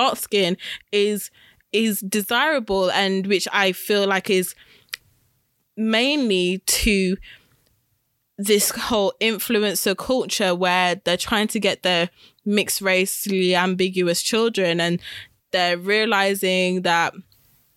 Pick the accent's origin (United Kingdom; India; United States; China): United Kingdom; growing up Black British, we are very much in proximity of British culture because we're British